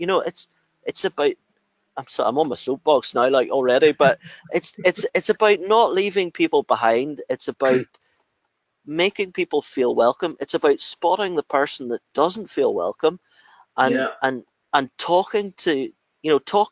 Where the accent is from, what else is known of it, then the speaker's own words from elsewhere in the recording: Northern Ireland, United Kingdom; I'm Northern Irish